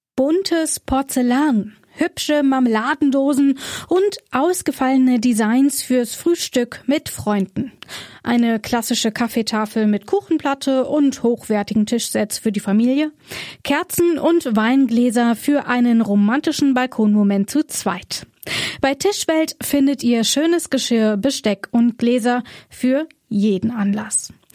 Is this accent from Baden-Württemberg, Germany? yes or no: no; Rhineland-Palatinate, Germany; moved away; ich komme ja ursprünglich aus der Pfalz